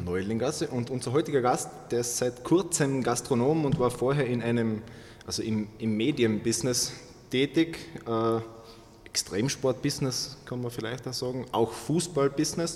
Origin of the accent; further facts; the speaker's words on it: Carinthia, Austria; bei uns in Kärnten